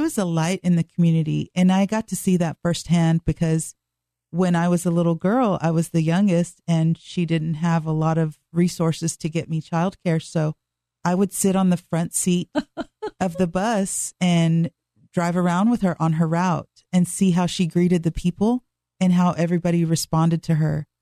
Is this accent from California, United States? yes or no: no; Dallas, Texas, United States; I was born and raised in Dallas, Texas